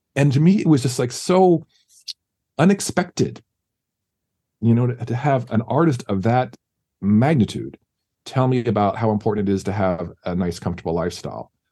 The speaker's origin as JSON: {"language": "English", "town": "San Diego", "region": "California", "country": "United States", "tie": "born or raised there", "moved": "yes", "lives_now": "Los Angeles, United States", "said": "San Diego, yeah. That's my hometown. Grew up there"}